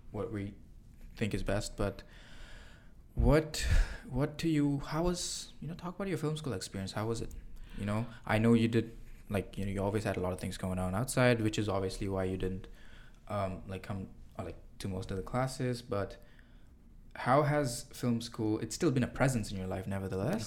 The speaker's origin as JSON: {"language": "English", "country": "Singapore", "moved": "as an adult", "said": "I'm an international student. I came from Singapore over here, and I left my country"}